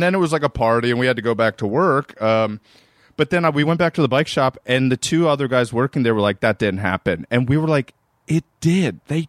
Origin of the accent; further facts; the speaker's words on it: Maryland, United States; I'm from Maryland, Erin. And I was 16 years old